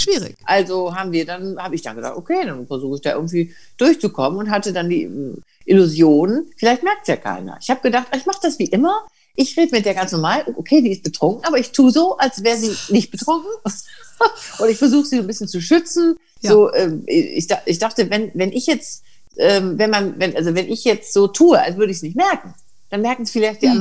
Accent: Bergisches Land, North Rhine-Westphalia, Germany; dass ich aus Nordrhein-Westfalen komme, also Bergisches Land

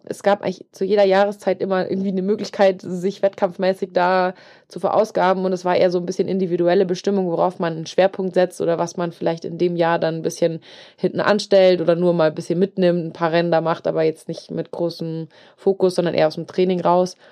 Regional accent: Germany; Ich bin, bin Deutscher, bin ich gut, aber Englisch nicht so

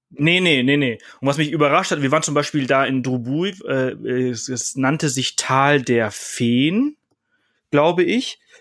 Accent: Mallorca, Balearic Islands, Spain; moved away; ich komme aus Mallorca, äh, ich bin dort aufgewachsen

